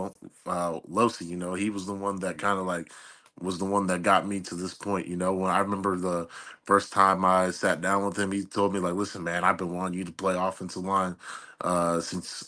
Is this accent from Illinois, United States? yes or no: no; Columbus, Ohio, United States; moved away as an adult; also born or lived in Kentucky; I was born and raised in Columbus, Ohio